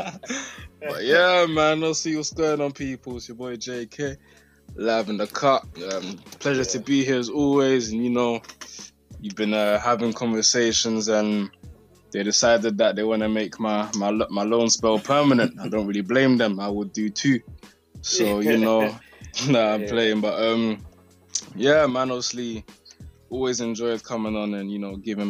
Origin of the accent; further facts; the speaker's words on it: United Kingdom; we're from the UK